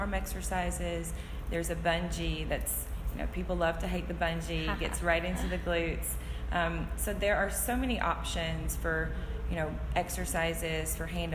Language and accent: English; Burnsville, North Carolina, United States; also born or lived in Hawaii; I grew up in Burnsville